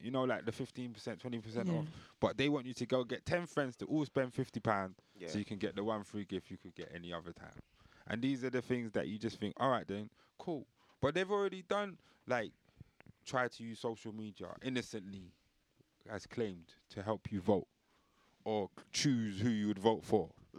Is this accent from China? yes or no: no; India; I'm Indian, so I'm trying to just not.